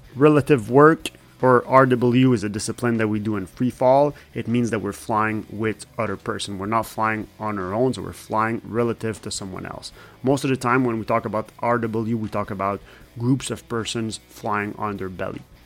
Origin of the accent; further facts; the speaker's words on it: Canada; English is a second language; I'm French Canadian. Sometimes my English sucks a little bit.